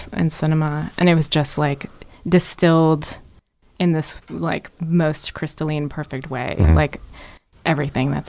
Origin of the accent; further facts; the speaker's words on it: Orlando, Florida, United States; moved away as an adult; I'm from Orlando, Florida